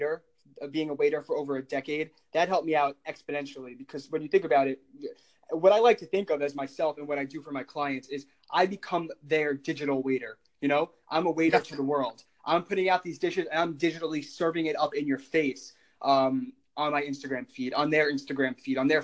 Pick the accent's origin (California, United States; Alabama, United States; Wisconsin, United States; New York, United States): New York, United States; Long Island; my hometown is Long Island